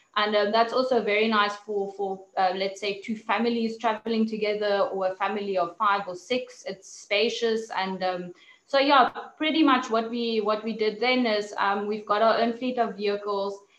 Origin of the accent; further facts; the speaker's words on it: Namibia; also born or lived in South Africa; growing up in Namibia, nature was one of um, you know one of the things that was always part of my life